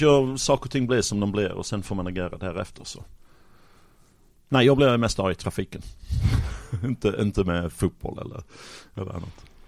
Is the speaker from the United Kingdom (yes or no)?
yes; Sheffield, Yorkshire and the Humber, United Kingdom; Swedish is a second language; moved away as an adult; now in Malmö, Sweden; Sheffield i norra England, Yorkshire